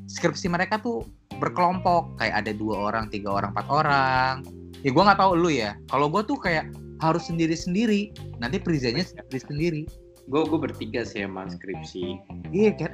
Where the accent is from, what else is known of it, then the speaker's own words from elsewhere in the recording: West Java, Indonesia; udah untung sama-sama di Jawa Barat di kampung gua malah akhirnya di situ gua langsung lah cabut ke kampung gua